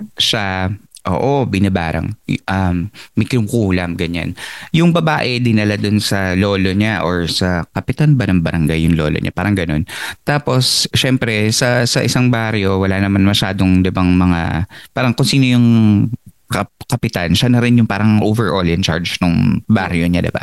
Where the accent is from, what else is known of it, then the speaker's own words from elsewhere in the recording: Philippines; now in United States; as a Filipino immigrant here in the United States